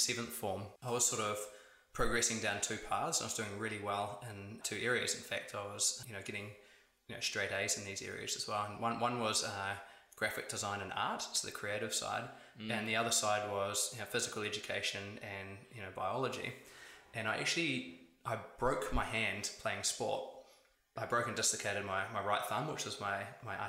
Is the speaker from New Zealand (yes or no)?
yes; Upper Hutt, Wellington, New Zealand; now in Wellington, New Zealand; I was born in the Great Sun Valley out in Upper Hutt there